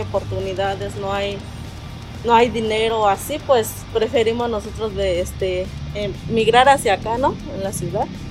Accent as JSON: {"language": "Spanish", "town": "Santiago Mexquititlán", "region": "Querétaro", "country": "Mexico", "moved": "yes", "lives_now": "Mexico City, Mexico", "said": "somos, este, de Santiago Mezquititlán, pero pues somos residentes de aquí de la Ciudad de México"}